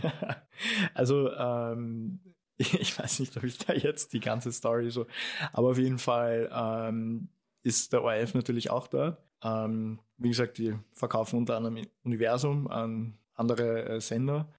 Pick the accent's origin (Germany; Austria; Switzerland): Austria; bei uns in Österreich